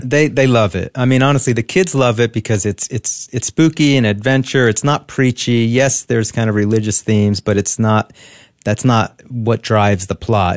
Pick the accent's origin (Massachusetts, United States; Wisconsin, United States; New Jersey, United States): New Jersey, United States; I grew up in New Jersey